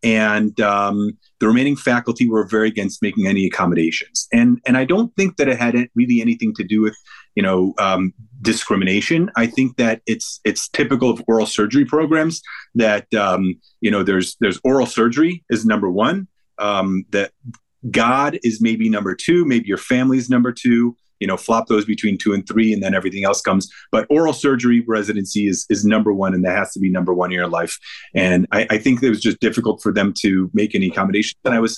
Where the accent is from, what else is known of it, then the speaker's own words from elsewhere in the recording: Cleveland, Ohio, United States; born there; they decided to move here, and I was born in Cleveland.